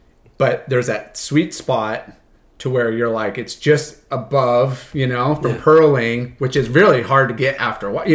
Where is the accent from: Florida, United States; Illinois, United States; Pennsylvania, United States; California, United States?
California, United States; Huntington Beach; I grew up in Huntington